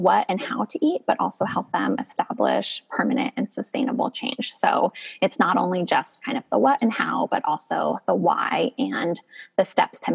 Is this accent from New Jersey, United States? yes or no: no; Northern California, United States; I grew up in Northern California